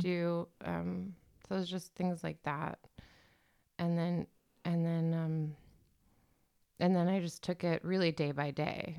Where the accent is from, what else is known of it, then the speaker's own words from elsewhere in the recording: Washington, District of Columbia, United States; moved away as an adult; now in Berlin, Germany; I'm from Washington, D C, originally